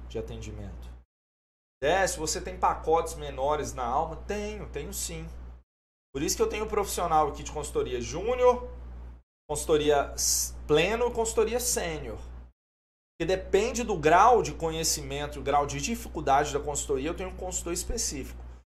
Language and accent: Portuguese; Governador Valadares, Minas Gerais, Brazil; eu sou de Valadares